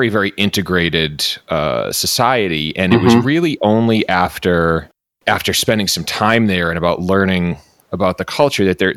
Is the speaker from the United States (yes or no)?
yes; Boston, Massachusetts, United States; I grew up in Boston